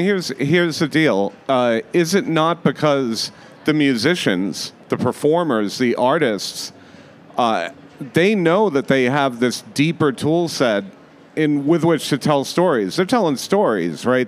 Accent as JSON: {"language": "English", "region": "Rhode Island", "country": "United States", "tie": "born or raised there", "also_born_or_lived": "Las Vegas, Nevada", "moved": "as an adult", "said": "I grew up in Rhode Island."}